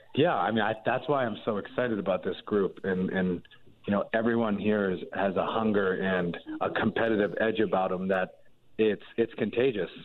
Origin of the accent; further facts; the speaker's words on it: Pittsburgh, Pennsylvania, United States; I'm from Pittsburgh